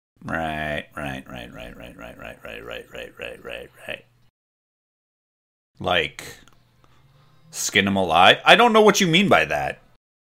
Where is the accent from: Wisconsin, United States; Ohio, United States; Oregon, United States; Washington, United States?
Wisconsin, United States; I'm from Wisconsin.